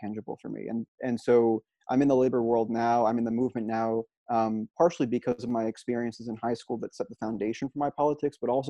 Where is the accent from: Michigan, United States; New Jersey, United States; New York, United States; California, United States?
New York, United States; Albany; I'm from Albany, New York